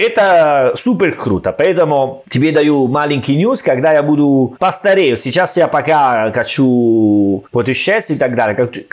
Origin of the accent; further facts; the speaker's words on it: Salerno, Campania, Italy; Russian is a second language; moved away as an adult; also born or lived in Rome, Italy / Saint Petersburg, Russia; now in Tashkent, Uzbekistan; я из Салерно